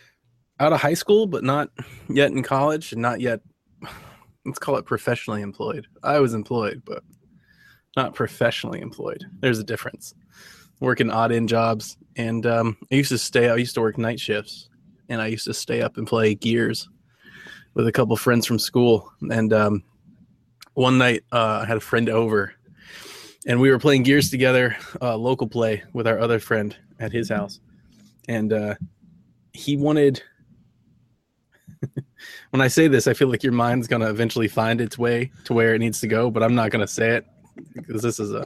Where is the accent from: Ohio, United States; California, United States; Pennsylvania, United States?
Ohio, United States; now in Georgia, United States; I'm from Georgia here, so, you know, by way of Ohio, but living in Georgia